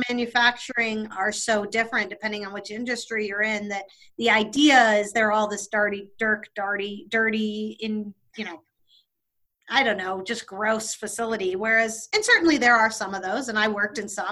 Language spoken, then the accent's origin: English; Michigan, United States; moved away as an adult; also born or lived in California / Washington, D.C.; now in Southwest Virginia, United States; I grew up in Michigan